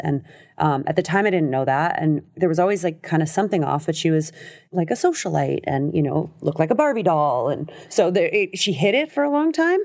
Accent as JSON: {"language": "English", "town": "Los Angeles", "region": "California", "country": "United States", "tie": "born or raised there", "also_born_or_lived": "New York / France", "said": "I grew up in L"}